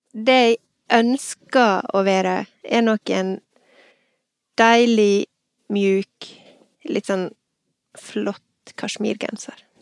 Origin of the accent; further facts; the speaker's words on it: Ulsteinvik, Møre og Romsdal, Norway; moved away as an adult; now in Bergen, Norway; jeg er fra Ulsteinvik, men jeg flytta til Bergen i 1998